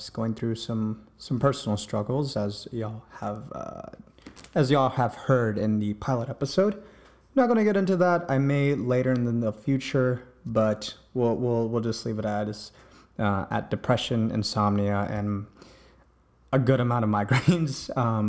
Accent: East Coast, United States; I grew up here in the East Coast

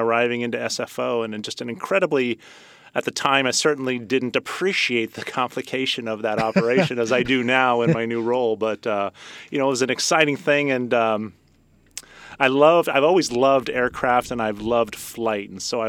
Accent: Millbrae, California, United States; also born or lived in San Francisco; I was born in San Francisco and grew up in Millbrae.

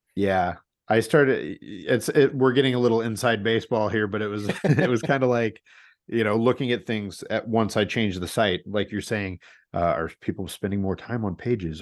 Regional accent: St. Louis, Missouri, United States; now in Portland, United States; I grew up in Saint Louis

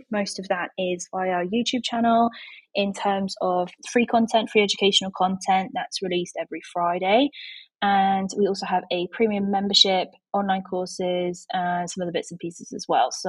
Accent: Yorkshire and the Humber, United Kingdom; I am from Yorkshire in England, in the UK

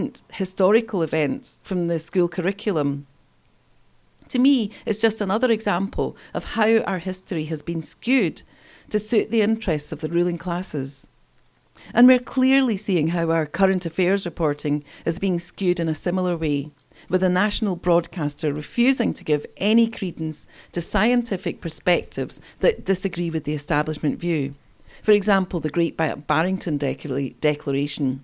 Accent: East Kilbride, Scotland, United Kingdom; I grew up in East Kilbride

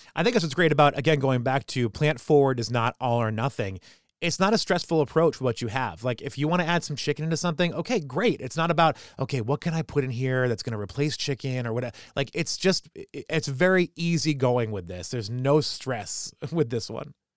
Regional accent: New Hampshire, United States; I'm a kid from New Hampshire

